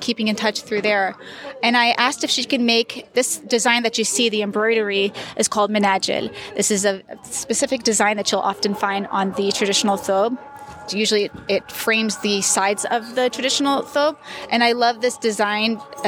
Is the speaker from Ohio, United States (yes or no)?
yes; Ohio, United States; moved away as an adult; now in Palestine; I'm actually a Palestinian American. I grew up in Ohio. And it's funny because growing up in the States, I always felt that I was too Palestinian. And it wasn't until I moved into the Middle East that I realized I'm a lot more American than I thought.